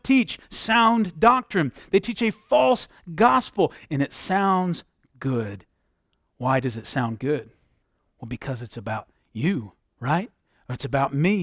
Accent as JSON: {"language": "English", "region": "Southwest Michigan", "country": "United States", "tie": "born or raised there", "said": "Growing up in Southwest Michigan, there was a lot of orchards and vineyards around our area"}